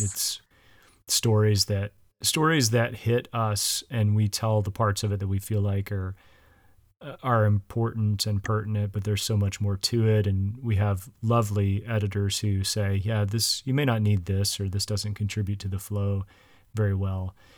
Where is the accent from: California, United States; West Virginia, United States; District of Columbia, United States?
West Virginia, United States; now in Illinois, United States; I grew up in the South. I grew up in West Virginia.